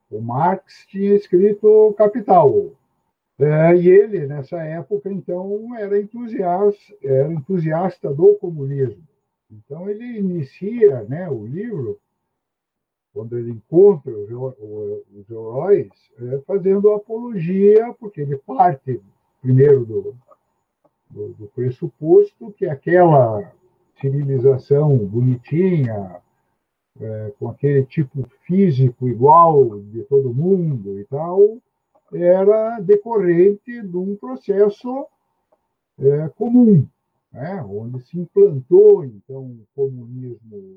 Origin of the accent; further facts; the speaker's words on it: Curitiba, Paraná, Brazil; sou de Curitiba.